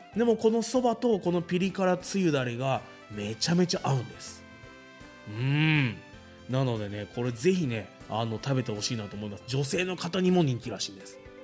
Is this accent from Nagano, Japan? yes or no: no; Fuji, Shizuoka, Japan; 生まれも育ちも富士市ということで